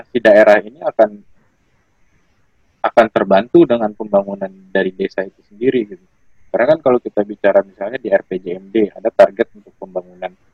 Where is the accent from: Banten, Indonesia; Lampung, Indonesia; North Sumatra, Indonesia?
North Sumatra, Indonesia; kampung aku juga kampung aku di daerah Sumatera Utara